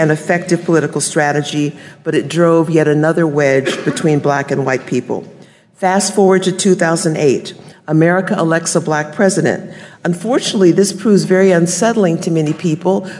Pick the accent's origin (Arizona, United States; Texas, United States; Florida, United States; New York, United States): Texas, United States; San Antonio; I'm a Texan from San Antonio, Texas.